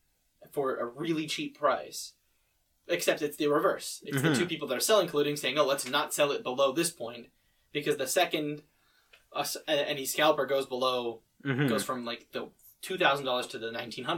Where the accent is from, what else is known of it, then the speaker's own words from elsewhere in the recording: Oakville, Ontario, Canada; the house where we were living when I was born was in Oakville.